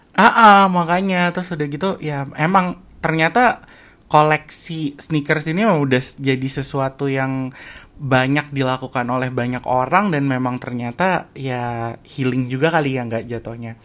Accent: Jakarta, Indonesia; moved away as an adult; also born or lived in Depok; now in Kuala Lumpur, Malaysia; gue lahir di Jakarta

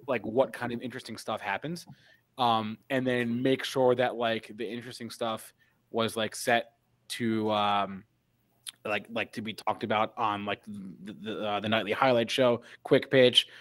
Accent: East Brunswick, New Jersey, United States; I am from New Jersey

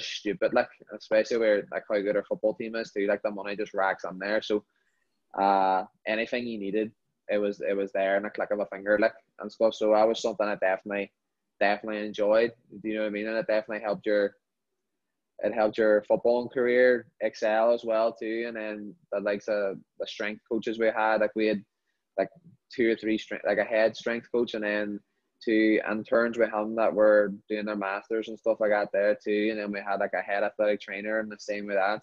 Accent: Derry, Northern Ireland, United Kingdom; born or raised there; moved away as an adult; now in United States

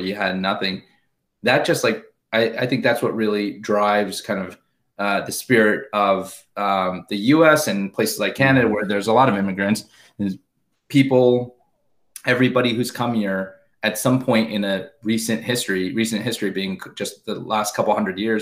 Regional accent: Southern California, United States; I grew up in Southern California. Both my parents are from Korea, immigrated to the US, to Los Angeles in the 60s and 70s

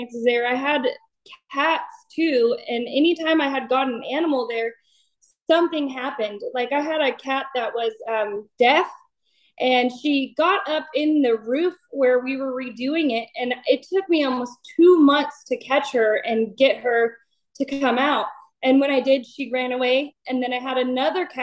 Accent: Esparto, California, United States; also born or lived in Knights Landing, California; now in Citrus Heights, United States; I'm originally from Esparto, California, and I had moved to Nice Landing, California, and then I just moved to Citrus Heights

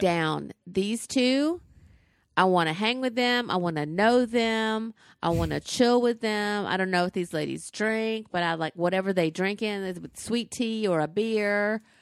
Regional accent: the South, United States; Tate's Barbecue was in my hometown

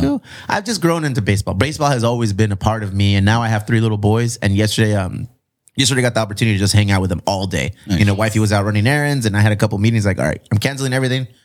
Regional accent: Chula Vista, California, United States; I'm from the South Bay. I'm from Chula Vista.

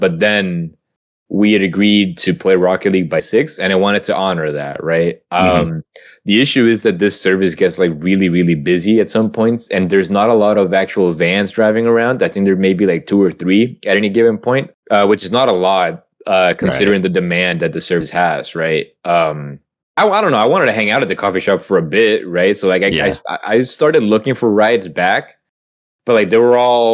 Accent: Honduras; now in Salem, United States; I grew up in Honduras

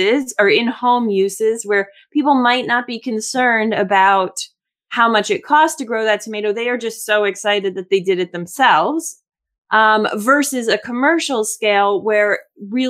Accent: Florida, United States; I grew up in Florida

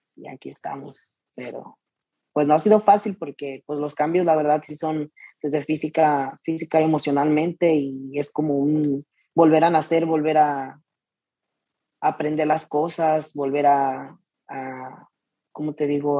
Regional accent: Jesús María, Jalisco, Mexico; also born or lived in Arandas, Jalisco; soy de Jesús María, pero nací en Arandas, pero toda mi vida, pues, crecí en Jesús María, Jalisco

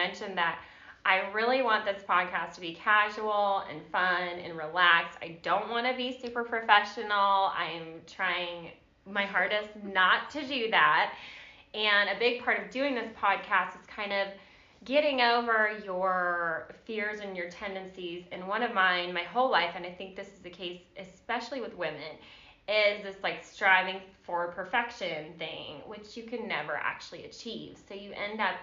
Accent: Virginia, United States; now in Georgia, United States; I'm from Virginia

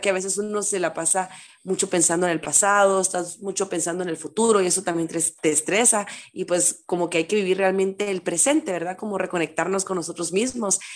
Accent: Guatemala; soy de Guatemala

